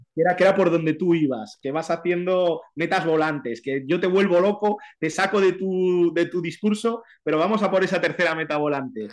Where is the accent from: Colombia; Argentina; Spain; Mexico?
Spain; a village in Santander, Cantabria; moved away; also born or lived in Madrid; vengo de un pueblo de Santander